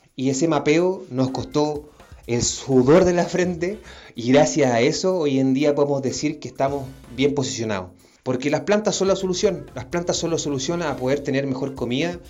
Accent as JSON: {"language": "Spanish", "town": "Santiago", "region": "Santiago Metropolitan Region", "country": "Chile", "tie": "born or raised there", "also_born_or_lived": "Temuco", "said": "Vengo de un barrio emergente, una comuna bien chica llamada Cerrillos. Está en el sector poniente de Santiago."}